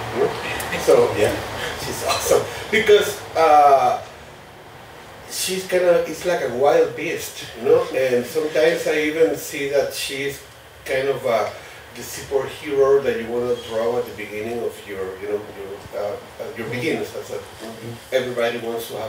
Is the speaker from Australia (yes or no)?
no; Venezuela; moved away as an adult; now in United States; I'm from Venezuela